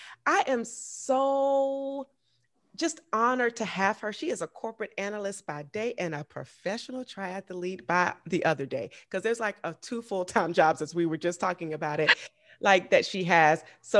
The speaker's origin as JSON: {"language": "English", "town": "Augusta", "region": "Georgia", "country": "United States", "tie": "born or raised there", "said": "I actually met her in my hometown."}